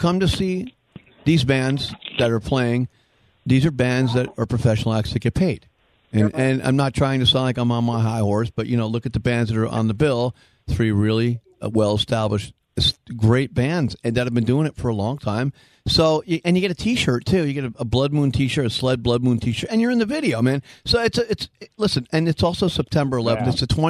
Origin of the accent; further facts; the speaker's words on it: New York, United States; moved away; Ozzy and Dino and I grew up in New York